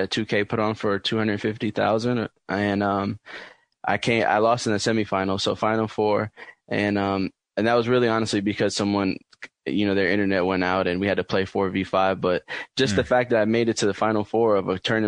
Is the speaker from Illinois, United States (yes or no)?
no; New York City, New York, United States; growing up in New York City, I played just basketball a lot.